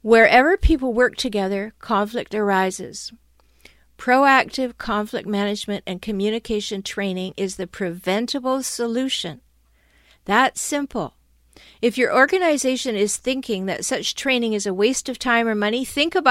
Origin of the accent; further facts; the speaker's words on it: Canada; now in San Diego, United States; I'm Canadian and I live in San Diego